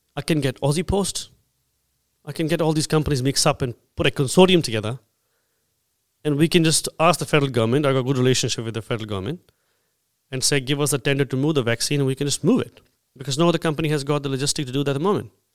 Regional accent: India; now in Australia; I'm an Indian

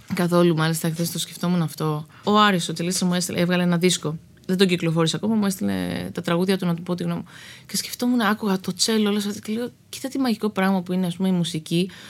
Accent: Greece; moved away as an adult; also born or lived in Los Angeles / New York / Arcadia; now in Spetses, Greece; είμαι Ελληνίδα

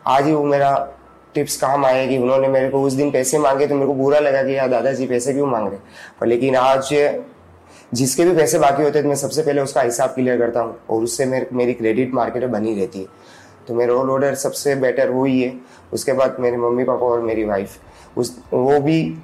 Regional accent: Kheroda, Rajasthan, India; moved away as an adult; also born or lived in Bhinder; now in Udaipur, India; मेरा बचपन खेरोदा में बीता है यहाँ से 40 किलोमीटर दूर वल्लभ नगर तहसील

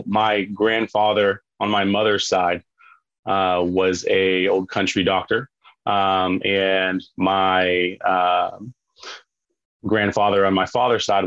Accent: West Virginia, United States; born and raised in West Virginia

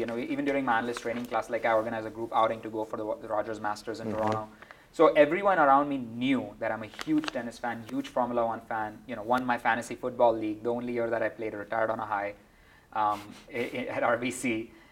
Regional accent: India; moved away as an adult; also born or lived in Mumbai / Georgia Tech, Atlanta, United States; now in United States; I never really had ever imagined I would be working in sports growing up in India.

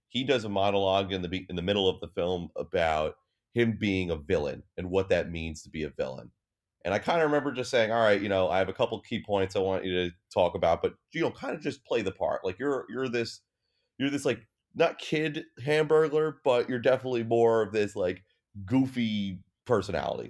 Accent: United States; I'm American

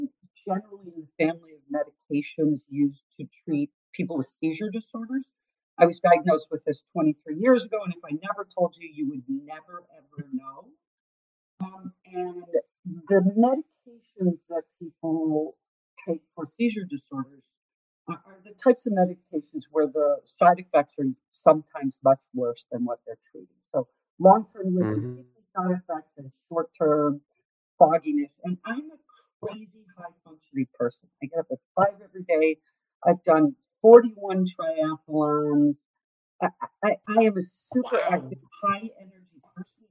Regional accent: Illinois, United States; I'm from Illinois.

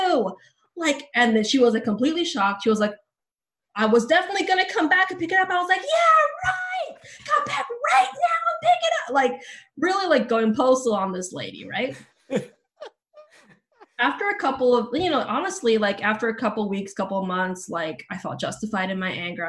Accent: Bay Area, California, United States; also born or lived in Philippines / New Zealand; now in Los Angeles, United States; where I grew up in the Bay Area, I lived in a court in a suburb

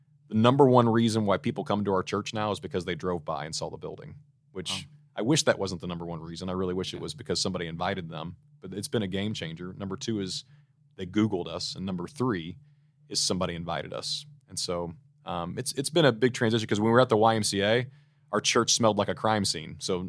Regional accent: Missouri, United States; It's a great place to live, and so I'm from Missouri, and so I'm a lifer, love the place.

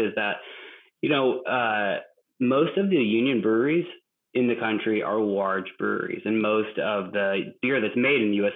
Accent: Massachusetts, United States; now in Minneapolis, United States; I grew up in Massachusetts, but in uh, a town that is not very industrial

